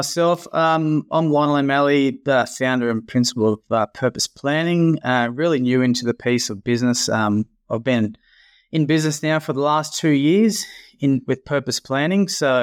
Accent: Bourke, New South Wales, Australia; also born or lived in Dubbo; I'm originally from Bourke, way out west. So grew up there and moved down to Dubbo and went to schooling there.

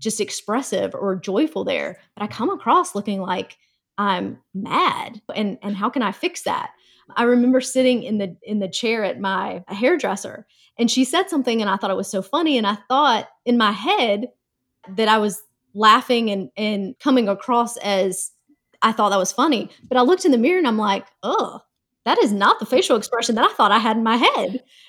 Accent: North Carolina, United States; Oddly enough, I am from North Carolina, and if I go back home, my accent will definitely come out very, very strong.

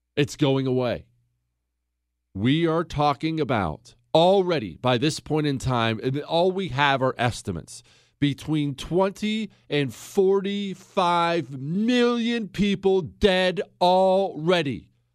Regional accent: United States; I'm an American

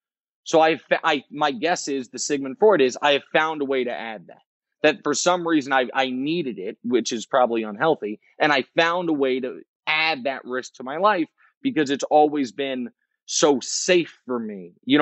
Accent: Kansas City, United States; and I'm from Kansas City. I'm a Chiefs fan.

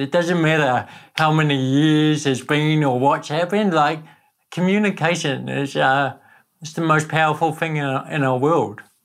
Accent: Napier, Hawke's Bay, New Zealand; accent: Kiwi; also born or lived in Netherlands; I was born in Holland, but grew up in Napier

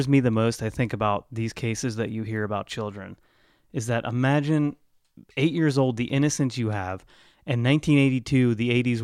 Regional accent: Lancaster, Ohio, United States; I grew up in Lancaster, Ohio

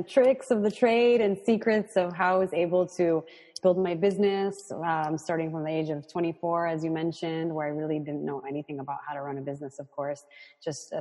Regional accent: Los Angeles, California, United States; I'm from LA. I grew up in the San Fernando Valley.

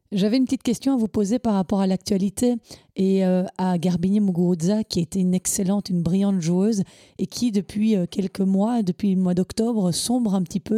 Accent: Belgium; on est belge

